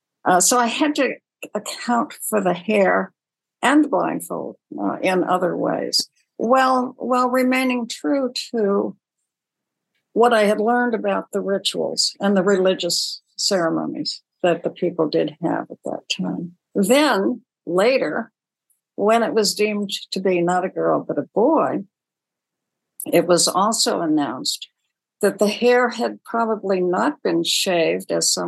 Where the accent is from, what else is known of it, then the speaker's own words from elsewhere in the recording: Honolulu, Hawaii, United States; born there; actually I was born in Honolulu.